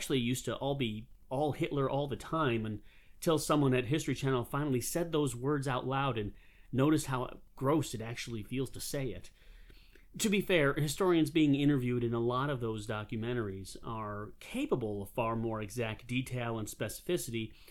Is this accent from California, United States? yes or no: no; Western New York, United States; now in South Carolina, United States; I'm originally from Western New York, but for many years now, I have made my home in the great state of South Carolina